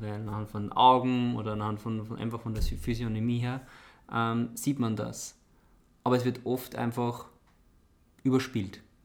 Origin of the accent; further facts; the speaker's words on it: Austria; bei uns in Österreich